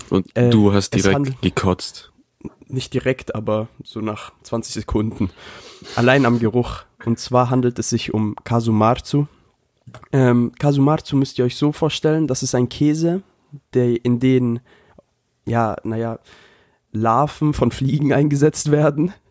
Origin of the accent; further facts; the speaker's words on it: Japan; Das ist so, als, auch als würde ich mein Land verraten. Denn jeder weiß, ich bin Japaner.